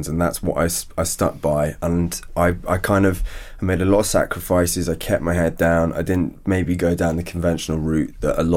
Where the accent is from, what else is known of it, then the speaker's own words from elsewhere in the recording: Norfolk, East of England, United Kingdom; moved away; also born or lived in Northern Ireland; I came from Norfolk, a very, very humble background.